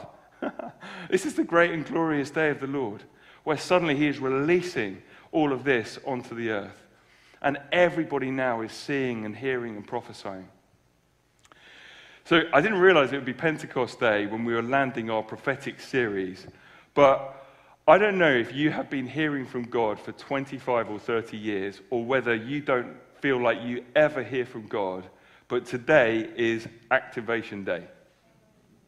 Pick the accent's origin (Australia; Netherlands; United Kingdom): United Kingdom; we're British